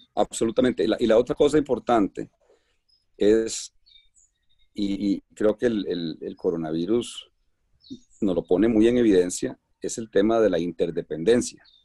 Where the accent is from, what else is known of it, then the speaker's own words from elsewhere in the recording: Costa Rica; now in Colombia; soy costarricense, bueno, soy costarricense y, y, pero tengo un, un corazón medio colombiano. Colombia me ha, me ha recibido con, con los brazos abiertos y, y tengo mi residencia allá